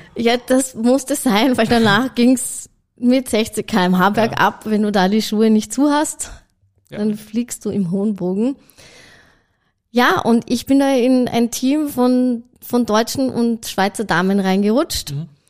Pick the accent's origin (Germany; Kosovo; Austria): Austria; Salzburg; moved away as an adult; also born or lived in Hong Kong / Sydney, Australia / Switzerland; ich bin ursprünglich aus Salzburg